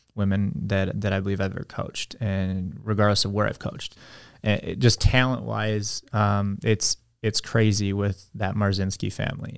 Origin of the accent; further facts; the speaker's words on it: United States; moved away as an adult; also born or lived in China; that means I'm an American